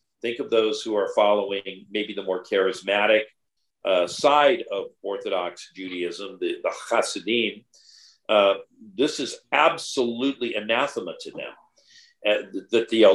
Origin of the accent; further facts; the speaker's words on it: California, United States; My home state of California